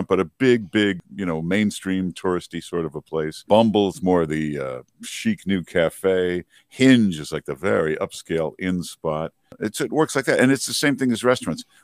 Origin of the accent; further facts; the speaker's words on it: Grosse Pointe Farms, Michigan, United States; now in New York City, United States; I'm from Michigan, near Detroit, Grosse Pointe Farms